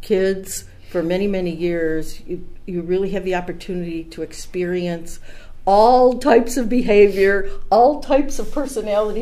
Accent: Auburn, New York, United States; I was born in Auburn

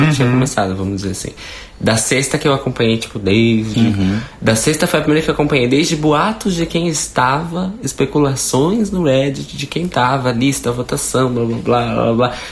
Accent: Minas Gerais, Brazil; accent: mineiro; eu sou, é o sotaque mineiro.

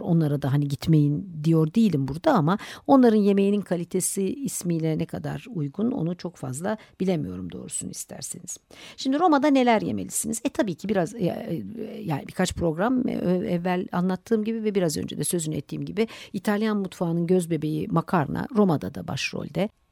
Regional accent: Turkey; bizim Türkiye'de

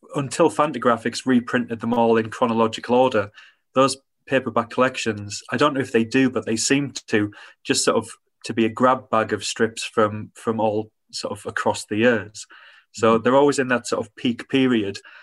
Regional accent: Hartlepool, North East England, United Kingdom; when I grew up in Hartlepool

